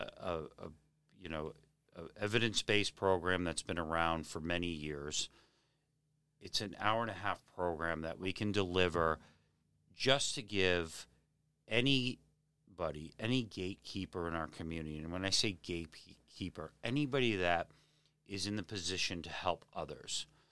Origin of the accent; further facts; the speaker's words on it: Hingham, Massachusetts, United States; also born or lived in Weymouth, Massachusetts / Braintree, Massachusetts; now in Abington, United States; I grew up in Hingham